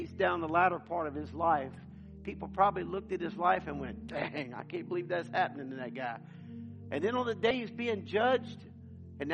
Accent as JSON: {"language": "English", "country": "United States", "said": "we're missionaries from the United States"}